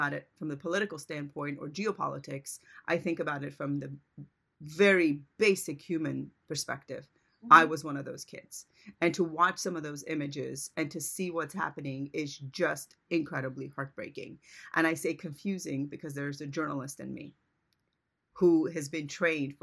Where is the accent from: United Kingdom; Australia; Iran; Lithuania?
Iran; moved away; I was born in Iran, so I'm a child of war.